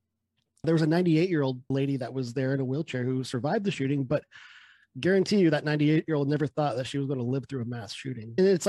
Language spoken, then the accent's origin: English; United States; I was born in this country.